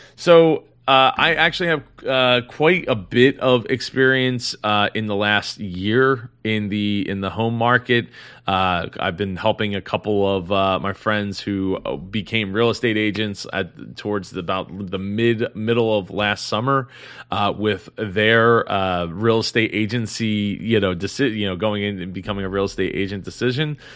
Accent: Philadelphia, Pennsylvania, United States; I'm not from California, I'm from Philadelphia

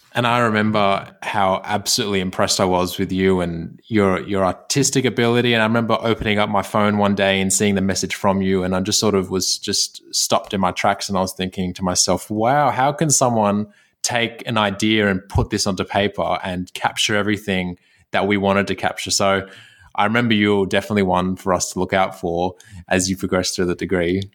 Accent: Sydney, New South Wales, Australia; I was born in Sydney

